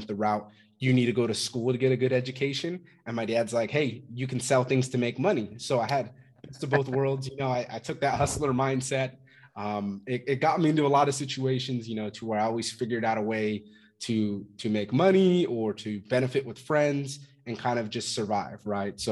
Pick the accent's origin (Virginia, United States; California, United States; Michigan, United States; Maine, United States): California, United States; Fresno; I'm originally from Fresno, California. Grew up there.